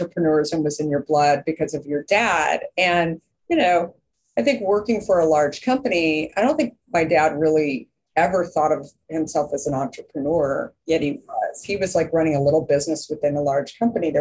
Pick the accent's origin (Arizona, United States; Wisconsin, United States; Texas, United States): Arizona, United States; Scottsdale; also born or lived in Minneapolis, Minnesota; And so I was 2 and a half and moved to Arizona. To Scottsdale, Arizona